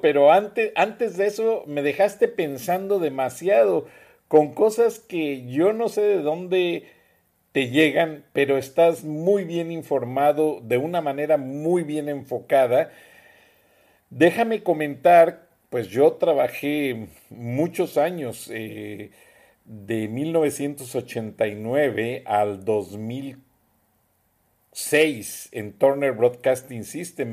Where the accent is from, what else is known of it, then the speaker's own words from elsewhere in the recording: Mexico; now in United States; en Estados Unidos de los 60 millones de mexicanos, naturalizados, no naturalizados, somos mexicanos